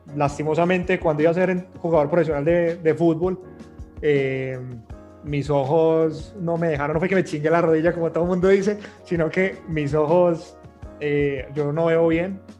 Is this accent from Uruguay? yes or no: no; Colombia; Como latinoamericanos y como colombianos